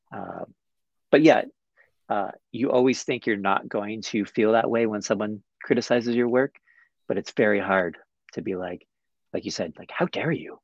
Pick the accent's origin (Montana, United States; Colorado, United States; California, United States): Montana, United States; Butte; my hometown. um, which is Butte, Montana